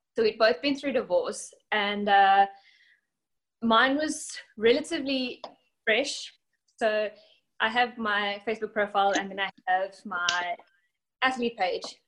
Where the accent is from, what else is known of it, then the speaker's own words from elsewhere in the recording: South Africa; now in Alabama, United States; I am from South Africa.